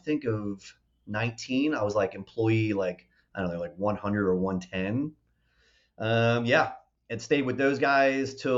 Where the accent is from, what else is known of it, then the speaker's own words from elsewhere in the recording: Baltimore, Maryland, United States; moved away as an adult; also born or lived in Minot, North Dakota; now in Texas, United States; I grew up in Baltimore, Maryland, which is, you know, about an hour away from D.C.